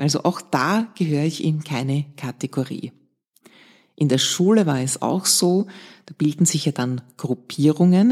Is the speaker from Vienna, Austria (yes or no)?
yes; Vienna, Austria; Ich bin in Wien-Otterkring aufgewachsen, in einem Arbeiterbezirk im Gemeindebau.